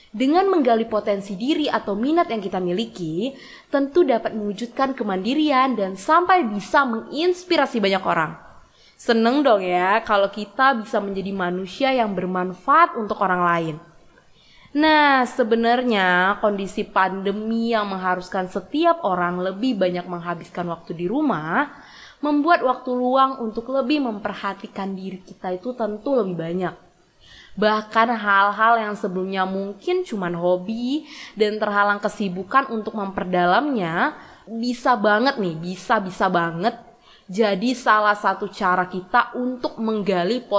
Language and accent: Indonesian; Bengkulu, Indonesia; born there; Sebenarnya nih ya, dari SMA aku emang udah seneng banget mendalami kota kelahiranku ini.